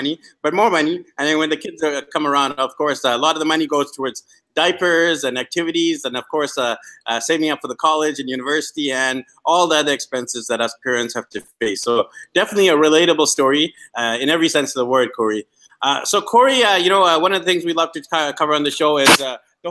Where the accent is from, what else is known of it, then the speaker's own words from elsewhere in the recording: Vancouver, British Columbia, Canada; my hometown